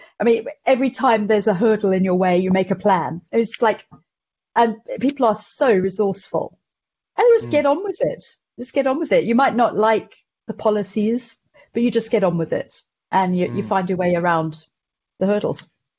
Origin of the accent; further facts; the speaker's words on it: Zimbabwe; and I mean, I was here through the whole war, and you know, it's completely bizarre growing up through a war